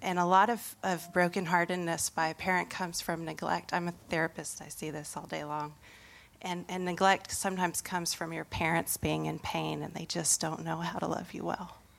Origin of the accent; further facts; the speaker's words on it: Indonesia; moved away; I grew up in Indonesia